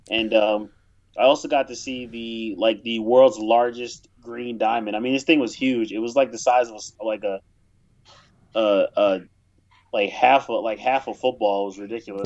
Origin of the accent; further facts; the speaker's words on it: United States; as an American, you, you grow up in your country